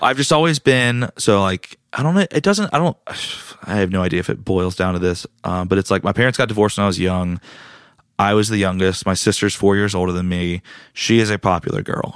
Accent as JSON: {"language": "English", "town": "Raleigh", "region": "North Carolina", "country": "United States", "tie": "born or raised there", "also_born_or_lived": "Greenville, North Carolina", "said": "I was born and raised in Raleigh"}